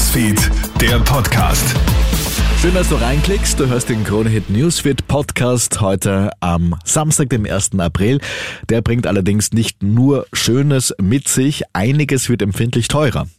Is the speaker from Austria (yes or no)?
yes; Austria; bei uns in Österreich